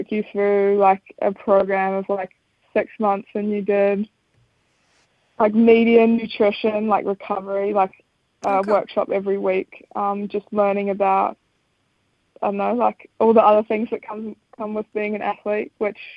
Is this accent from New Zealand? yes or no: yes; Wanaka, Otago, New Zealand; also born or lived in Sydney, Australia; we moved to Wanaka when I was six, so I'm almost the Wanaka local now